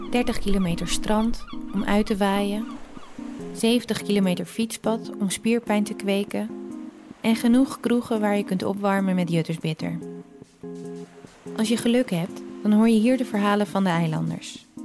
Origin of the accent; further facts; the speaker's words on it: Terschelling, Friesland, Netherlands; In sterk water neem ik je mee naar Terschelling. Het eiland waar ik ben opgegroeid. Een plek die wordt geïsoleerd door de zee.